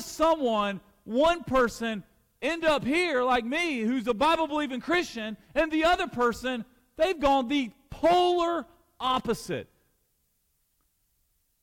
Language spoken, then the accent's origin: English; Alabama, United States; I'm from Alabama, and I went to Samford University